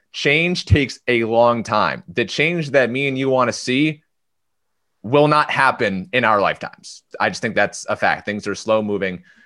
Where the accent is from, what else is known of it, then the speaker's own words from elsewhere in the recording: Clifton Park, New York, United States; moved away; I'm from Clifton Park